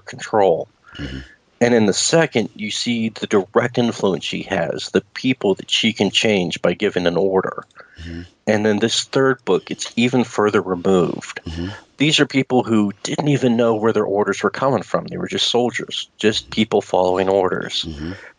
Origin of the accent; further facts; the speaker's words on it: Lafayette, Louisiana, United States; English is a second language; I was born in Louisiana, Lafayette, Louisiana, originally.